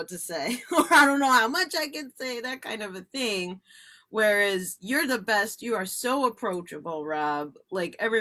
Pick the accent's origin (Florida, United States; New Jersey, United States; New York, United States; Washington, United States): New Jersey, United States; we're from New Jersey